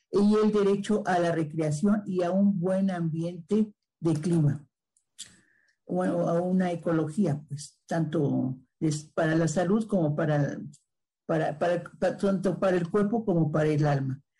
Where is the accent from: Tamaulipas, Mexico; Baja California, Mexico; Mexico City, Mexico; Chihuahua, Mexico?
Mexico City, Mexico; Del sur de la Ciudad de México, claro que sí. Pues este